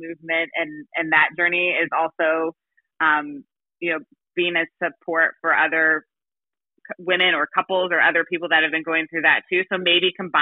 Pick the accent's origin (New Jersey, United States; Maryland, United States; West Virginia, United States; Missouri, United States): Missouri, United States; St. Louis; I'm from St. Louis, Missouri